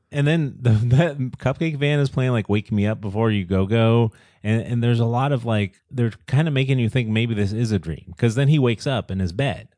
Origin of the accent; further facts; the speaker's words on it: United States; as Americans